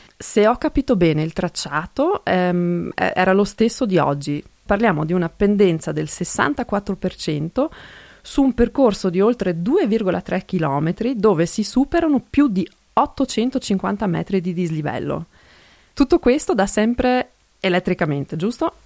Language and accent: Italian; South Tyrol, Trentino-Alto Adige, Italy; Italian is a second language; also born or lived in Kaltern; sono altoatesina, vivo a Caldaro